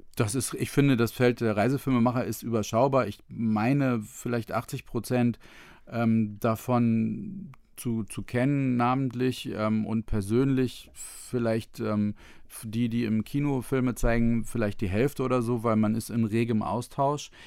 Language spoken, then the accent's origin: German; Otterndorf, Lower Saxony, Germany; ich komme aus Odderndorf, was in der Nähe von Cuxhaven ist, an der Elbe Nordsee